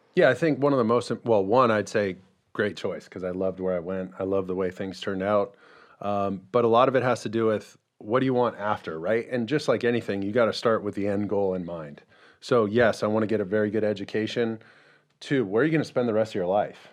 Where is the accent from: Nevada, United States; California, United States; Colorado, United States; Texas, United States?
California, United States; Mission Viejo; born or raised there